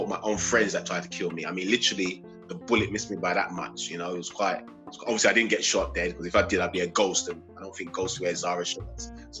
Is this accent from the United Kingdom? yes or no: yes; London, United Kingdom; I was born and raised in Hackney, East London